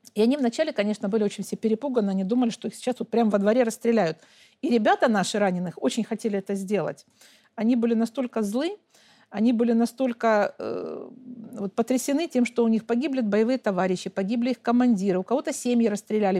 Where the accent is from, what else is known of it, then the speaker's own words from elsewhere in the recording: Donetsk, Donetsk Oblast, Ukraine; я сама украинка – выросла, родилась там, выросла там, образование получила, и семью, и все, и всю жизнь там прожила